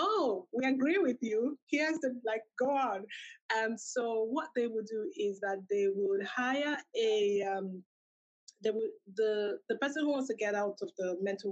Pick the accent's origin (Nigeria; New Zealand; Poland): Nigeria; moved away as an adult; also born or lived in United Kingdom; I'm originally from Nigeria.